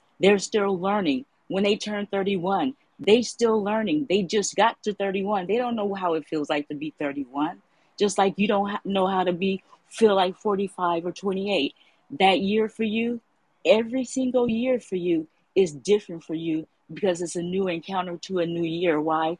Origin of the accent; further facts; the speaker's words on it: San Francisco, California, United States; I'm raised and born in Frisco. I'm from the Bay.